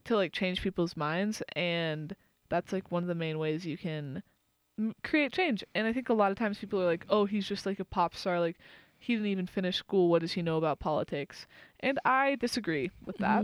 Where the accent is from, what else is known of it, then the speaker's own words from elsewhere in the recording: Austin, Texas, United States; moved away; I grew up in Austin